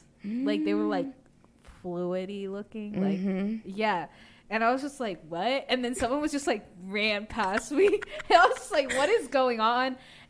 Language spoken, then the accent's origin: English; Virginia, United States; We're from Virginia. Like, we don't get earthquakes.